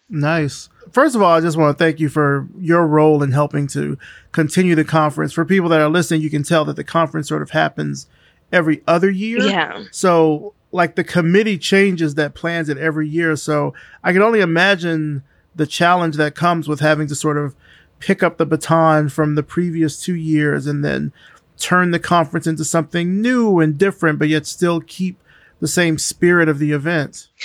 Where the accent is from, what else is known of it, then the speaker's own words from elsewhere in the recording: Selma, Alabama, United States; I'm from Selma